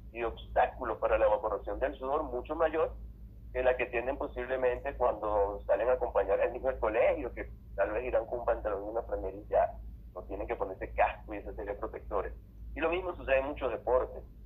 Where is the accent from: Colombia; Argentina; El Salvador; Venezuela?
Venezuela; Yo que soy venezolano y vivo en un clima cálido